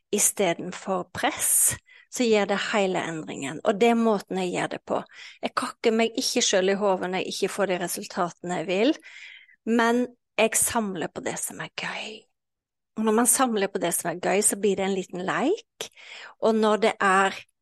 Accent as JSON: {"language": "Norwegian", "region": "Western Norway", "country": "Norway", "tie": "born or raised there", "said": "jeg vokste jo opp eh, eh, på Vestlandet"}